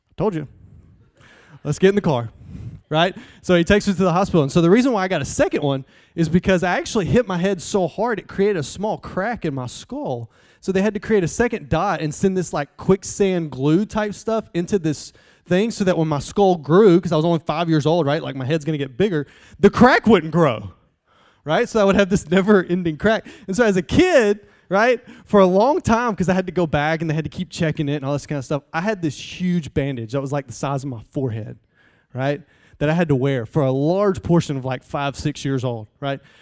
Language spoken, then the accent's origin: English; Southeast Alabama, United States; I'm from Southeast Alabama.